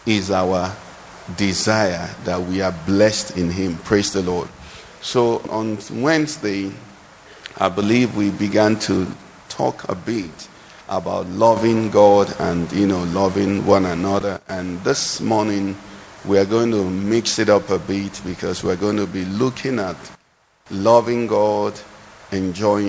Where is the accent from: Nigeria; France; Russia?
Nigeria; I'm a Nigerian